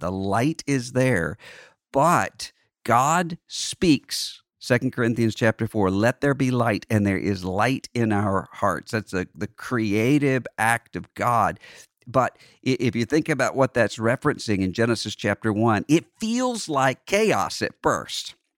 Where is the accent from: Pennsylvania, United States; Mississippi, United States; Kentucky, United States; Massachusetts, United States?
Mississippi, United States; Gulf Coast of; growing up in Bible Belt cocoon in more of a New Orleans culture along the Gulf Coast of Mississippi, I just grew up